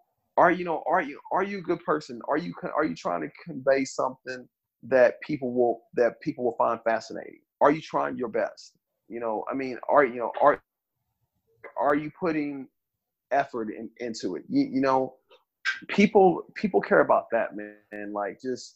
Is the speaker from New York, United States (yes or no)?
no; Kansas City, Missouri, United States; also born or lived in California; I'm from Southside, Kansas, Missouri, man. Like, I'm from the ghetto